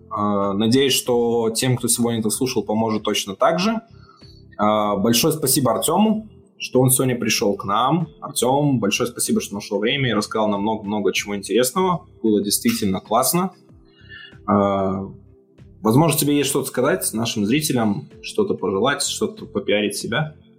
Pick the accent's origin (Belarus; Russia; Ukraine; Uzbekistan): Belarus; я из Беларуси, мы привыкли тут считать в долларах все